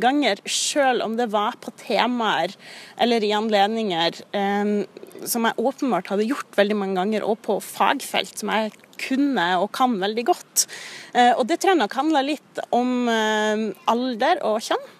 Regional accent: Kirkenes, Troms og Finnmark, Norway; moved away; når jeg bodde hjemme i Kirkenes

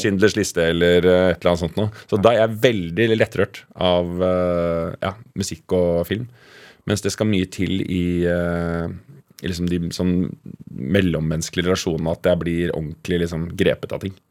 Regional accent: Oslo, Norway; also born or lived in Mortensrud, Oslo; Nordstrand er en eh, ganske rik, eh, hvit bydel i, eh, i Oslo. Som jeg vokste opp

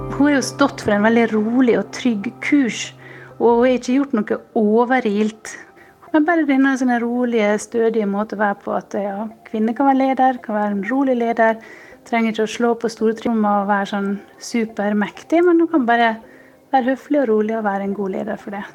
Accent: Sjøholt, Møre og Romsdal, Norway; moved away as an adult; now in Munich, Germany; vi er vokst opp rett ved siden av hverandre og gikk i klasse med Sylvi Listhaug på ungdomsskolen på Sjøholt

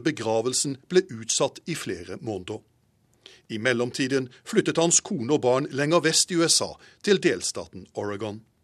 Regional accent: Norway; moved away as an adult; now in Washington, United States

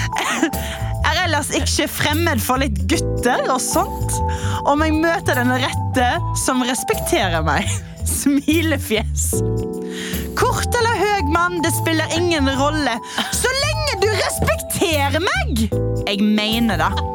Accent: Stord, Vestland, Norway; jeg er fra Stord og fyller til sommeren 42 år gammel

